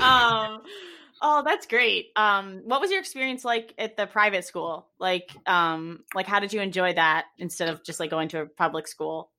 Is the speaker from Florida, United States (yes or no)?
no; New York, United States; I'm not from the city. I'm not New York. I'm just from New York